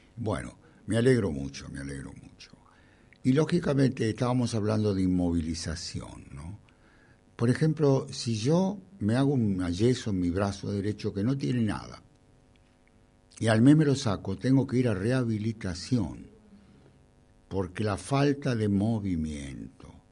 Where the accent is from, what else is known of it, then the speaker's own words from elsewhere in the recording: Temperley, Buenos Aires Province, Argentina; Yo nací en Temperley